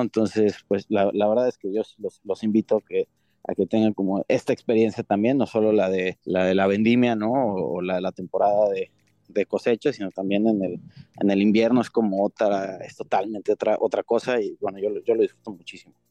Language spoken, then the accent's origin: Spanish; Ensenada, Baja California, Mexico; yo soy aquí de Ensenada